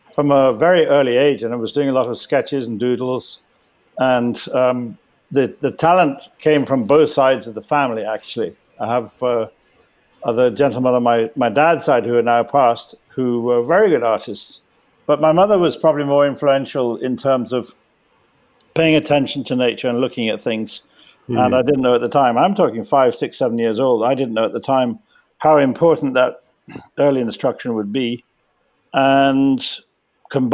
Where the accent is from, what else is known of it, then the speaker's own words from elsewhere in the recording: Jamaica; growing up in Jamaica. My family's been there